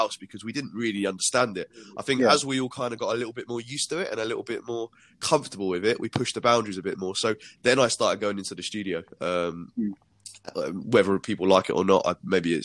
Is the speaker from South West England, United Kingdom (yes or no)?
no; Milton Keynes, South East England, United Kingdom; I was born in Milton Keynes before the MK Dons were born